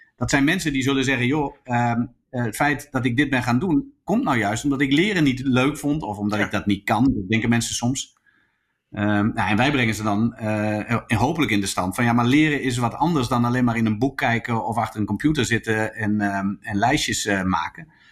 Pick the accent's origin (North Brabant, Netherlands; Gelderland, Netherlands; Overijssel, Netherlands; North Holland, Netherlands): Overijssel, Netherlands; Zwolle; also born or lived in Groningen; terug in, eh, Zwolle, waar ik vandaan kwam